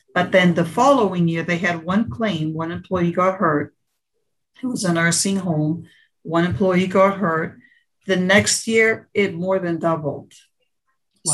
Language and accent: English; Portugal; now in United States; I am um, born in the United States, but I grew up in Portugal